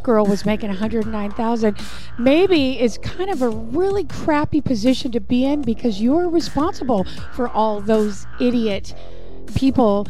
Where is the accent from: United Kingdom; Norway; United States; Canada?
Canada; British Columbia; I was born in British Columbia.